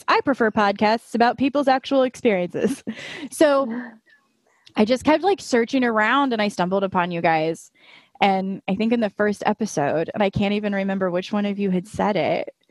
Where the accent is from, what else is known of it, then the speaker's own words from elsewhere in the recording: Indiana, United States; moved away as an adult; now in Florida, United States; I'm just a Midwest girl. I grew up in Indiana, but a couple years ago, I moved down to Florida